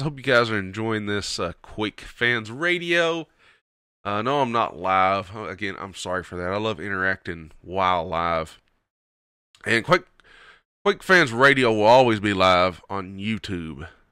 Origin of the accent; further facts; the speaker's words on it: Kentucky, United States; accent: twang; hillbilly; Southern American; I'm from Kentucky. It's just my twang.